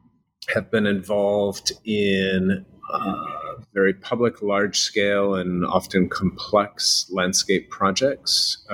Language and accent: English; New Bedford, Massachusetts, United States; So I grew up in New Bedford, which is a fishing town an hour south of Boston, working class.